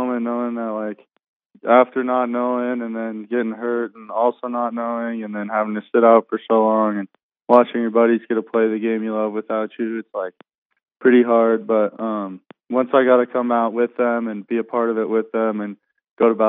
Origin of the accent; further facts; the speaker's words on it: Bozeman, Montana, United States; stay in my hometown where I played high school football and my parents